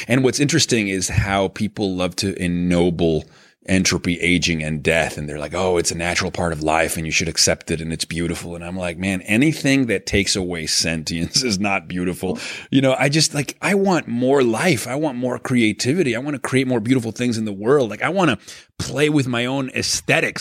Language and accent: English; Venezuela; moved away; I grew up in Venezuela